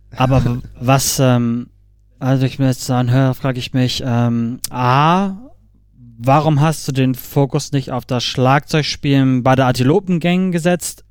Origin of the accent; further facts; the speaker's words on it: Hamburg, Germany; ich komme aus Hamburg